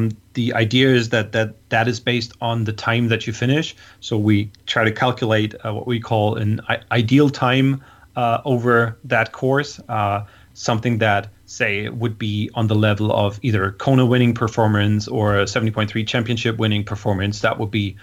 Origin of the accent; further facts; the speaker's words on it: Hamburg, Germany; in Hamburg in my hometown